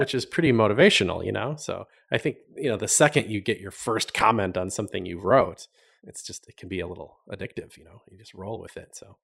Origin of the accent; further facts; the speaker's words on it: Madison, Wisconsin, United States; moved away as an adult; also born or lived in Milwaukee, Wisconsin / California / Miami, Florida; I grew up in, a, around Madison, Wisconsin